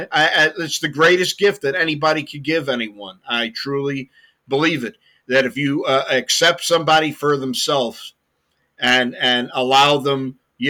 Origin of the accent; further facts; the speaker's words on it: London, United Kingdom; moved away; I was born in London, 1958.